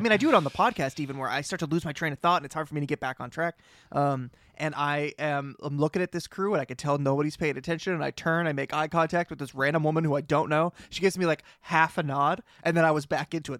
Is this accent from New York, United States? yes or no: no; Boston, Massachusetts, United States; accent: Boston; I do have a Boston accent